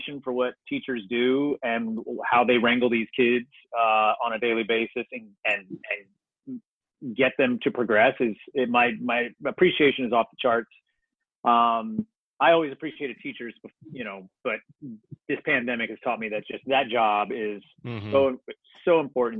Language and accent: English; Ohio, United States; I come from Ohio